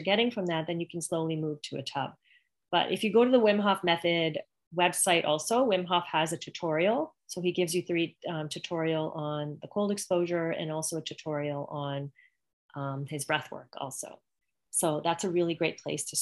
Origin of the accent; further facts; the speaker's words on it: Canada; now in Greenwood Lake, United States; I'm originally from Canada